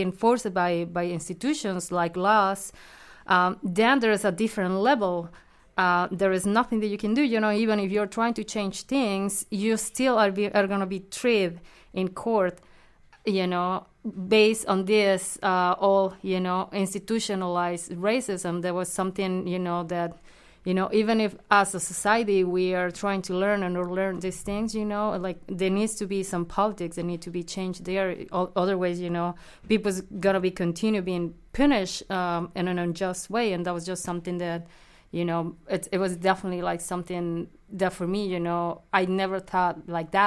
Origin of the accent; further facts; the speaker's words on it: Mexico; moved away; I'm from Mexico